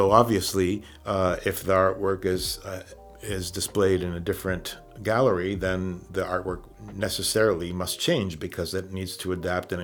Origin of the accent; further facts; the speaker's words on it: Puerto Rico; Grew up in the countryside outside of San Juan, surrounded by fruit trees and a lot of greenery and tropical breezes